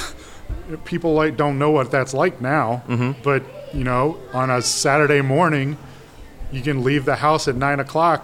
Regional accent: Memphis, Tennessee, United States; now in Chicago, United States; I'm from Memphis, Tennessee

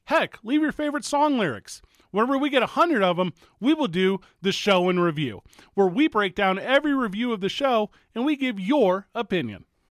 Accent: Midwest, United States; moved away as an adult; now in Albuquerque, United States; where we grew up in Saint Louis, Chicago, Kansas City, most of Ohio

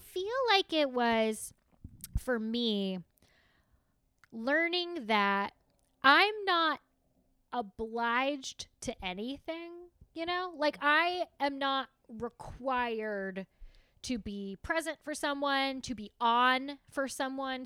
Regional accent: the South, United States; I am from the South

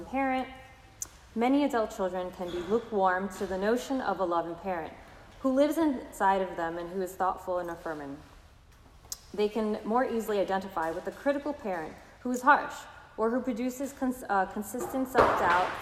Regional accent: New York City, New York, United States; I'm from Brooklyn

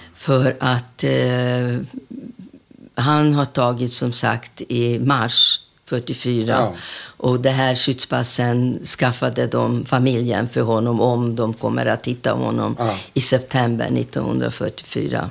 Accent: Budapest, Hungary; Swedish is a second language; moved away as an adult; now in Sweden; nästa gata heter Raoul Wallenberg gata där jag är uppvuxen mm -hmm. i Budapest.

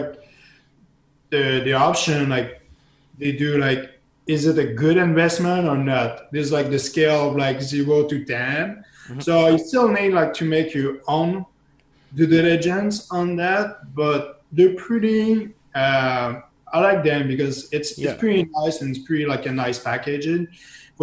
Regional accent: Canada; as a Canadian, especially as a French Canadian

